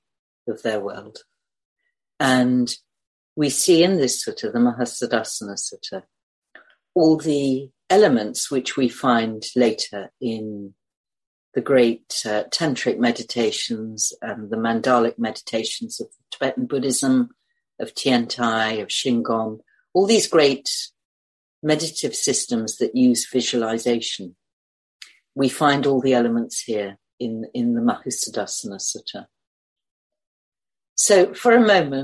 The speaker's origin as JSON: {"language": "English", "country": "United Kingdom", "said": "I'm British"}